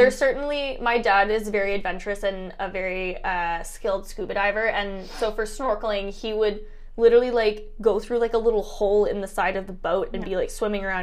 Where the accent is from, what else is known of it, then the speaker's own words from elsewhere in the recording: Ontario, Canada; I grew up in Ontario